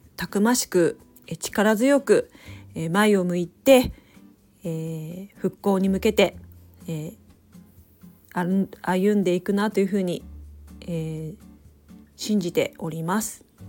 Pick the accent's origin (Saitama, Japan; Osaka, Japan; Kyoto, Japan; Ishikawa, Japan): Ishikawa, Japan; Noto; now in Kanazawa, Japan; 私も能登、えー、出身なんですが、えー、金沢に出てきて